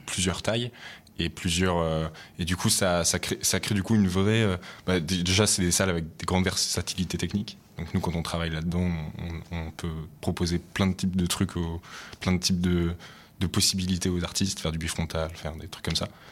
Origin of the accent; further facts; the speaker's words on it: Lyon, Auvergne-Rhône-Alpes, France; je viens de Lyon à la base, donc c'est ma ville.